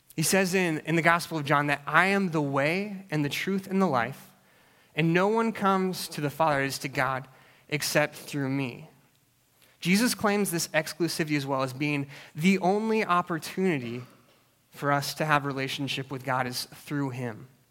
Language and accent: English; Alaska, United States; I grew up in Alaska